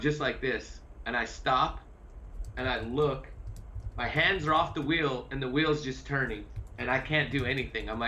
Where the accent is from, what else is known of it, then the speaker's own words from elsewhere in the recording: Montana, United States; growing up in Montana